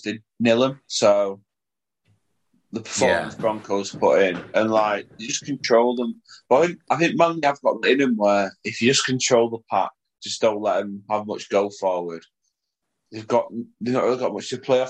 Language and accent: English; Salford, North West England, United Kingdom; also born or lived in Leigh; If you look at my passport, it will say place of birth, Salford